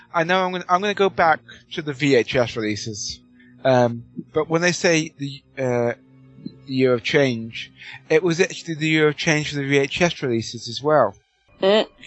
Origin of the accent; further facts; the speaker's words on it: United Kingdom; I'm British